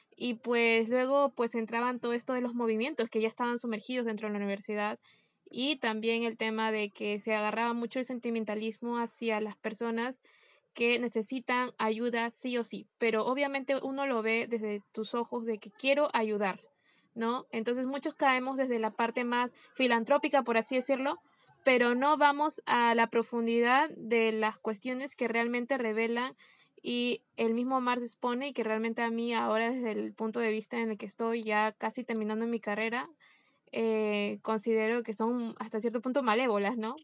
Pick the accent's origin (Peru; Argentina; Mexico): Peru